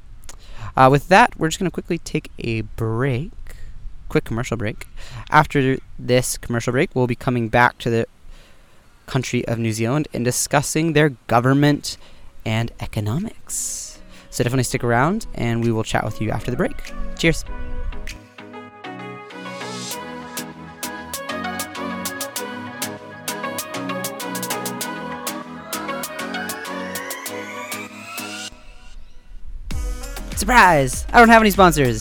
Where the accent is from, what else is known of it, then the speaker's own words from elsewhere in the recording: United States; now in Melbourne, Australia; as an American growing up in a somewhat Protestant household